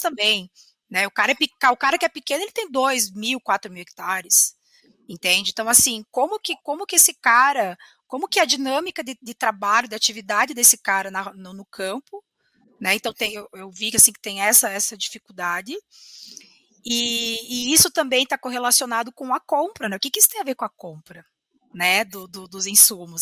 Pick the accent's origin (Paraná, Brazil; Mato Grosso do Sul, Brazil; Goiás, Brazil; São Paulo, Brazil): Paraná, Brazil; Curitiba; sou curitibana, me formei na Universidade Federal do Paraná em 2010